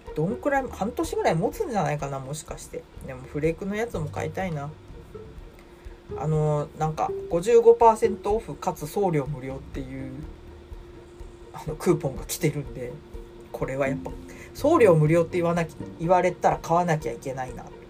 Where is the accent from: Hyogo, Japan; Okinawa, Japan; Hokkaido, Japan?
Hokkaido, Japan; Sapporo; now in Tokyo, Japan; うちの実家から送られ札幌から送られてきて